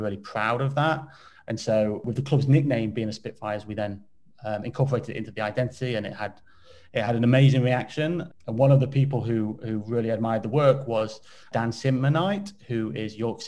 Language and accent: English; Derby, East Midlands, United Kingdom; I'm from Derby and Alfreton is just down the road.